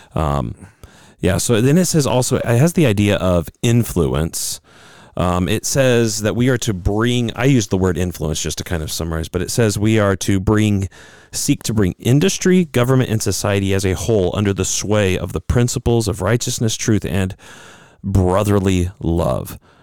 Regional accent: United States; as American Christians

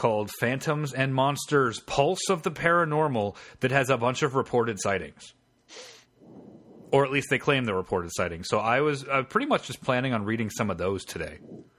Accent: Monongahela Valley, Pennsylvania, United States; I grew up in the Monongahela Valley

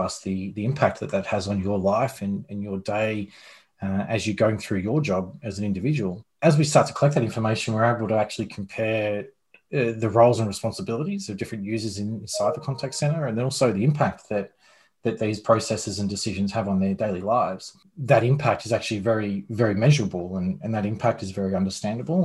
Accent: Australia; moved away as an adult; now in United States; Australian born.

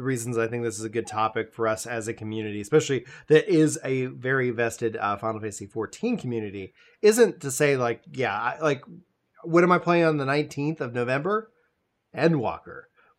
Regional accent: Nacogdoches, Texas, United States; I grew up, I was born out in East Texas, Nacogdoches, for anybody who knows the area. Neck of nowhere, all the land of tall women and virgin pines

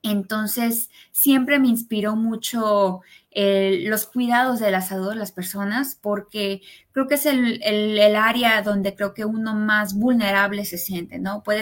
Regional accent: Mexico; born there; also born or lived in United States; Yo nací en México, pero parte de mi vida vivía en Estados Unidos. En realidad tuve un, este, una crianza bilingüe porque mi papá es norteamericano y estudié en inglés hasta que entré a medicina aquí en México.

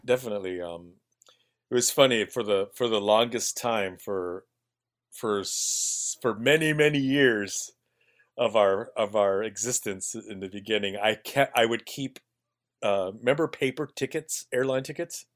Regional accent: Bethel, Alaska, United States; now in Juneau, United States; I grew up in Montreal, in Bethel.

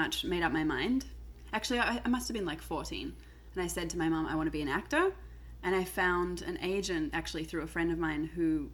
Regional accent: Melbourne, Victoria, Australia; now in United States; from Australia originally, from Melbourne

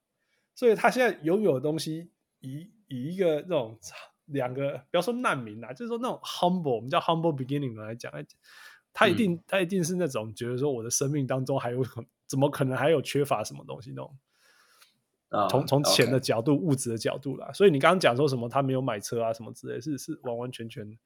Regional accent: Canada; 那我问你哦，这才因为我们加拿大人都都会知道一些鸟事情、小事情啊。

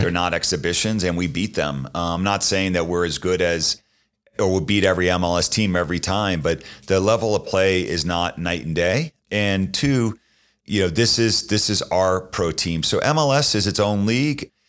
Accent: Boston, Massachusetts, United States; moved away; I grew up in Boston

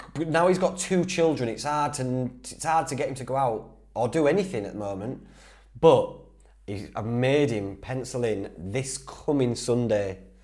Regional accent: Whitby, Yorkshire and the Humber, United Kingdom; accent: Geordie twang, mixture of Yorkshire; I'm from the Northeast anyway. I'm from Whitby, so we pick up a bit of that Geordie twang. It's like a mixture of Yorkshire and, and, and all sorts of stuff in Whitby

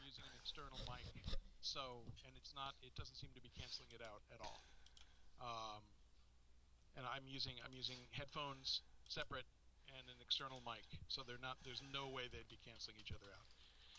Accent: Los Angeles, California, United States; also born or lived in Santa Monica, California; I was born in Santa Monica, California. Okay. I grew up in L.A.

